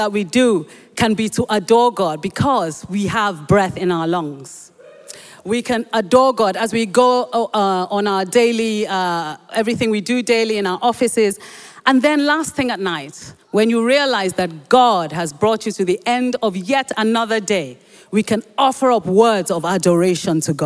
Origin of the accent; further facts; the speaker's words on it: Nigeria; first language Yoruba; English is a second language; when I was young, growing up in Nigeria